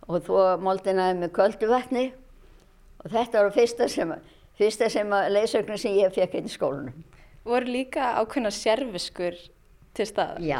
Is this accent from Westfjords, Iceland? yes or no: yes; Ísafjörður, Westfjords, Iceland; Ég er frá Ísafjörði, ég er fætt á uppalarnu og hef alltaf búið hér